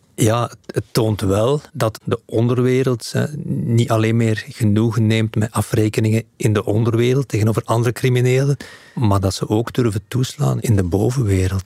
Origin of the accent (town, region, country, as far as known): Belgium